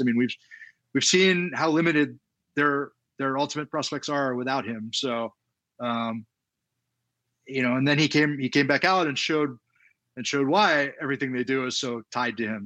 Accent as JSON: {"language": "English", "town": "Baltimore", "region": "Maryland", "country": "United States", "tie": "born or raised there", "said": "I grew up in Baltimore, so I grew up as a baseball fan"}